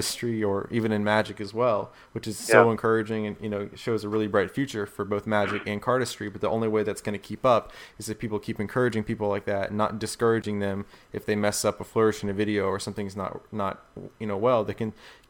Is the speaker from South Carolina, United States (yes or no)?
yes; South Carolina, United States; I'm from South Carolina